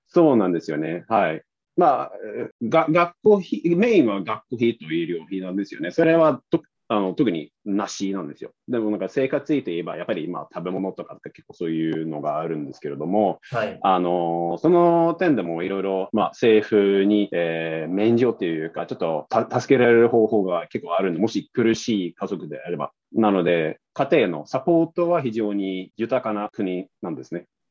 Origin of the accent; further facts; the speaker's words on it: northern Sweden, Sweden; Japanese is a second language; moved away as an adult; now in Tokyo, Japan; 特に僕のふるさとはそうなんですね。なので、あの、そういう視線で、あの、まあ、そういう環境で育ったので